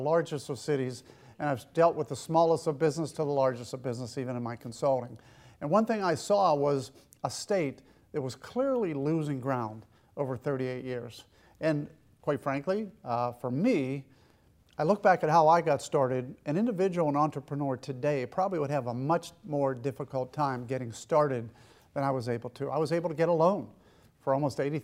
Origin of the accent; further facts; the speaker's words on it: Western Pennsylvania, United States; moved away as an adult; also born or lived in Wadsworth, Ohio; now in Ohio, United States; I grew up in Western Pennsylvania